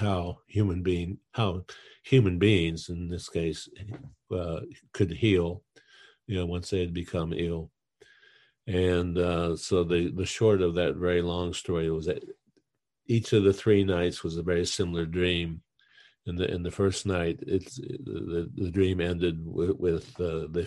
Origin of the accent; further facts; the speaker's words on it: Western Pennsylvania, United States; I was from Western Pennsylvania, where there's some decent ski slopes